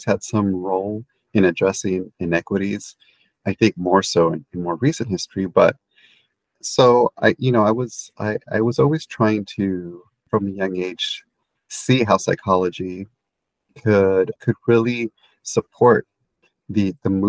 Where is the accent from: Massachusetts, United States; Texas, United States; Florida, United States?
Texas, United States; San Antonio; I have memories as a child growing up in San Antonio, Texas